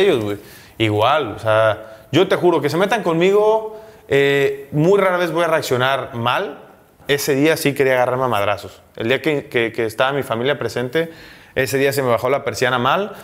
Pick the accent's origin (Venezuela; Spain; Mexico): Mexico; Veracruz; moved away as an adult; also born or lived in Italy / Mexico City; en mi tierra